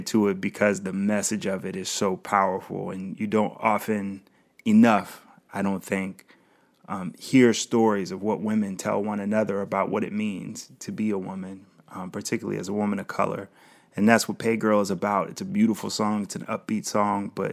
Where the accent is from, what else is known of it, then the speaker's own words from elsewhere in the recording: Ohio, United States; also born or lived in Springfield, Ohio; I'm from Ohio, spent a lot of time in Springfield, which is really close to Dayton, have family in Dayton